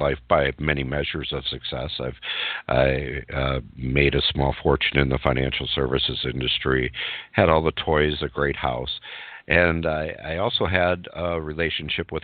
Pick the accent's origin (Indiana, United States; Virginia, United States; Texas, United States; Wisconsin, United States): Wisconsin, United States; Burlington; I'm a Midwestern guy. I grew up in Burlington, Wisconsin, which is where I live today.